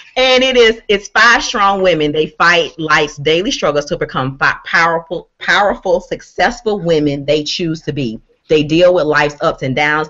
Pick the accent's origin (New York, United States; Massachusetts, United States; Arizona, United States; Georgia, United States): Georgia, United States; Waycross; my hometown, which is Waycross, Georgia